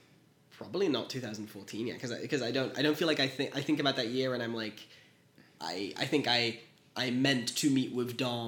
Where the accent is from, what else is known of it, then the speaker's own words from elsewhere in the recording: Bornem, Flanders, Belgium; I was born in Belgium, mm-hmm. In a small town outside of Antwerp called Bornem.